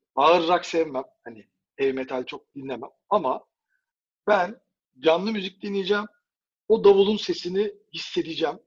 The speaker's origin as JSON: {"language": "Turkish", "country": "Turkey", "said": "Bir Türk olarak"}